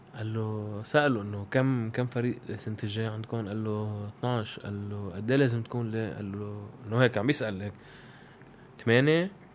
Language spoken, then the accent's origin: Arabic; Lebanon; انا بفتخر اني لبناني